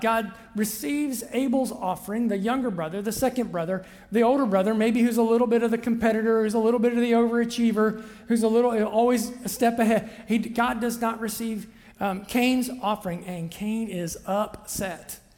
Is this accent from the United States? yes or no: yes; Southern Ohio, United States; I'm a kid from Southern Ohio